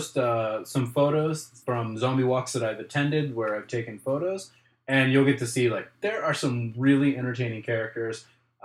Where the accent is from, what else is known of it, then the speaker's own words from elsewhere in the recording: Pittsburgh, Pennsylvania, United States; that's where we're from